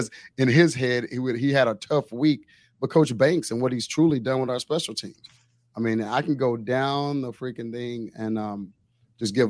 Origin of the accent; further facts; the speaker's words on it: Waco, Texas, United States; now in Austin, United States; I was born in Waco